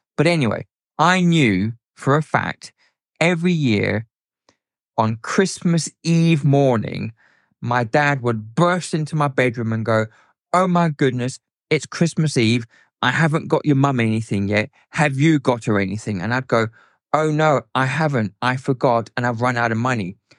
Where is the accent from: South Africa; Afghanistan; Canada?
South Africa; moved away; I grew up in South Africa, um, as a teenager and a youngster